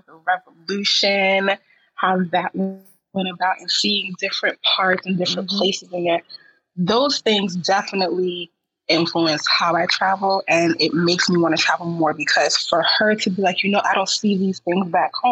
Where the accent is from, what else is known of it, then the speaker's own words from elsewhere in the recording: New York, United States; I'm a New Yorker at heart.